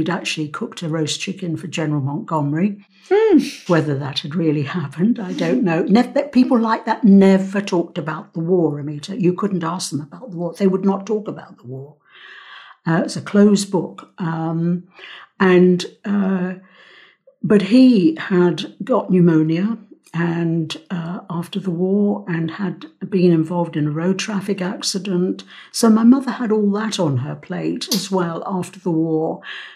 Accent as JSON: {"language": "English", "region": "London", "country": "United Kingdom", "tie": "born or raised there", "also_born_or_lived": "Cyprus", "said": "I was born in London. Mm. I was born at the Middlesex Hospital"}